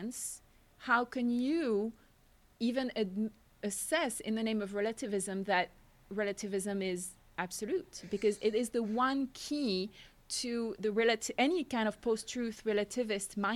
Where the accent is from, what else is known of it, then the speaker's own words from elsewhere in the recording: France; accent: French; English is a second language; moved away as an adult; now in United States; I grew up in France